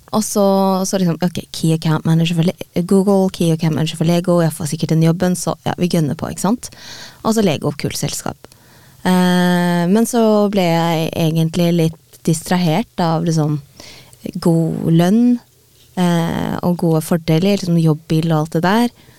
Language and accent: Norwegian; Norway; fra Norge